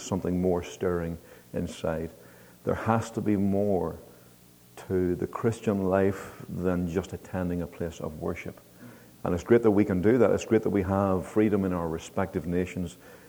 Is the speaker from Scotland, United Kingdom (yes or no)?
no; Northern Ireland, United Kingdom; I'm from Northern Ireland